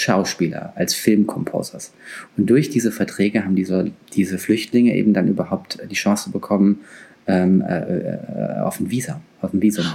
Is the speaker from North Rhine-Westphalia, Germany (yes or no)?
no; Frankfurt, Hesse, Germany; Ich bin Frankfurter, ich kann auch babbeln.